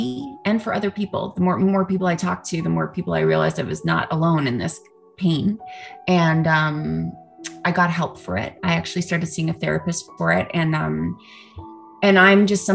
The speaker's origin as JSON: {"language": "English", "country": "Canada", "tie": "born or raised there", "moved": "yes", "lives_now": "Los Angeles, United States", "said": "I am a Canadian born actress"}